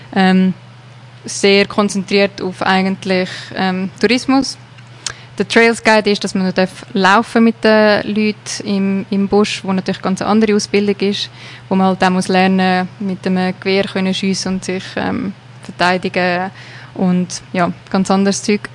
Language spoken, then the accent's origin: German; Switzerland; moved away as an adult; now in South Africa; das Leben mal hier in der Schweiz hinter mir zu lassen und auf unbestimmte Zeit eigentlich auf Südafrika zu gehen.